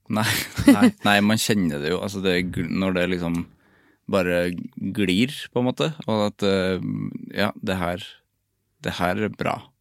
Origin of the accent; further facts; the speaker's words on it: Overhalla, Trøndelag, Norway; Jeg kommer fra Overhalla